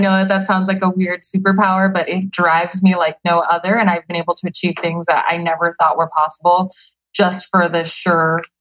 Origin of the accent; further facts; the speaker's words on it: Nogales, Arizona, United States; now in Phoenix, United States; Nogales, Arizona.